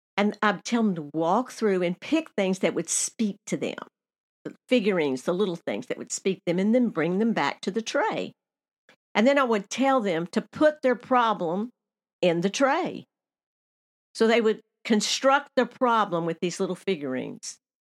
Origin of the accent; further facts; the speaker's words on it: Nashville, Tennessee, United States; moved away; also born or lived in Alaska; my hometown of Nashville, Tennessee